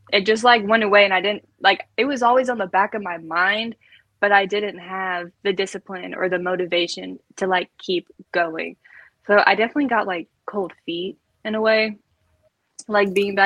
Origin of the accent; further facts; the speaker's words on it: Kentucky, United States; I'm from Kentucky and it is small and it is just grass and horses.